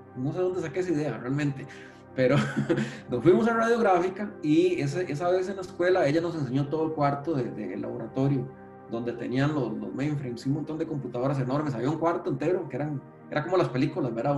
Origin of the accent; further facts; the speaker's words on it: San José, Costa Rica; nací aquí en San José, si mal no recuerdo, específicamente en el Hospital México, pero soy de acá, de, la provincia de, San José